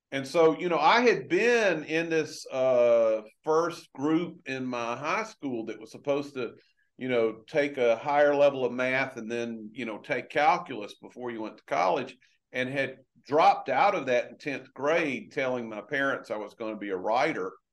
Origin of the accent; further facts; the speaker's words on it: LaGrange, Georgia, United States; moved away; I grew up in a little town in Georgia, oh. uh, LaGrange, Georgia